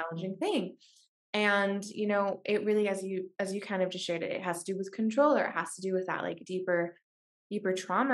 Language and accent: English; Washington, United States; moved away; also born or lived in San Francisco; I grew up in Washington State